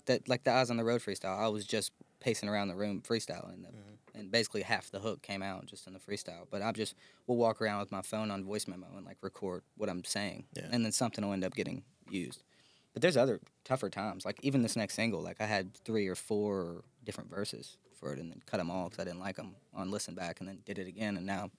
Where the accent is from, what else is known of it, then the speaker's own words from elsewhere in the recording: McMinnville, Tennessee, United States; Like I'm from McMinnville, Tennessee.